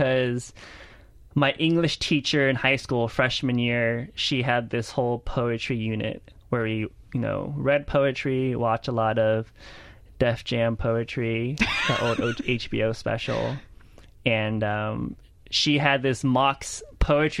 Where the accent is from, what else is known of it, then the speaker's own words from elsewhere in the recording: Houston, Texas, United States; also born or lived in Lake Charles, Louisiana; I grew up in Houston in a spoken word slam scene